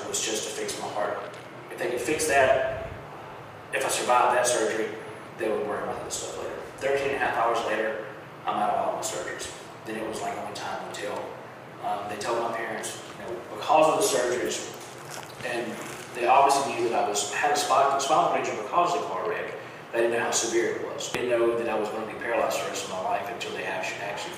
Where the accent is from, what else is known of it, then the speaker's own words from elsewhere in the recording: Mississippi, United States; where I'm from in Mississippi